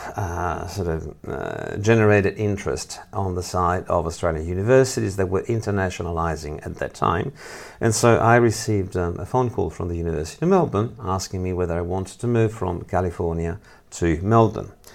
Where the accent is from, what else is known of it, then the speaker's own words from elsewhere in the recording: Italy; moved away as an adult; now in Lausanne, Switzerland; I'm originally from Italy, even though I work here